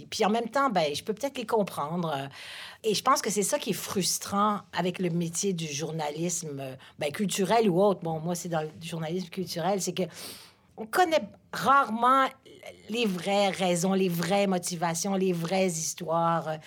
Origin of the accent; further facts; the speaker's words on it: Paris, Île-de-France, France; born there; Oui, je suis né à Paris.